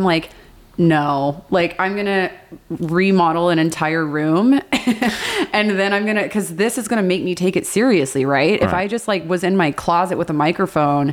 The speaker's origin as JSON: {"language": "English", "town": "Cypress", "region": "Texas", "country": "United States", "tie": "born or raised there", "said": "I grew up in Cypress, Texas"}